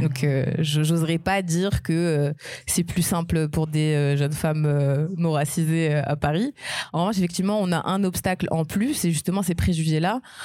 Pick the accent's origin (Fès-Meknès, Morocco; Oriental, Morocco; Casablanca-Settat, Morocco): Fès-Meknès, Morocco; Meknes; moved away as an adult; also born or lived in Nantes, France; now in France; je viens vraiment de Meknes au Maroc